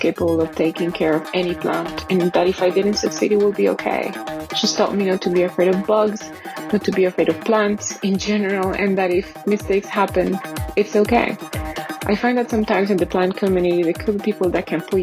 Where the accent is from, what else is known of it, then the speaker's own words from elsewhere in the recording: Medellin, Antioquia, Colombia; In Medellin, the city I'm from, we don't really have seasons